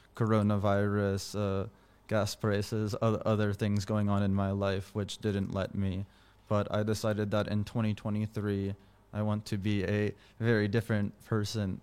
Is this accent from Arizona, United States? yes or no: no; California, United States; now in Washington, D.C., United States; in my hometown in California